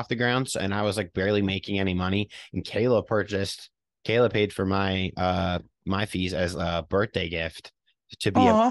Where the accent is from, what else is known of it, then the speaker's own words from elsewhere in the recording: New York, United States; moved away; I was born in a different state than here. So I had to like reach out to New York to get my like birth certificate changed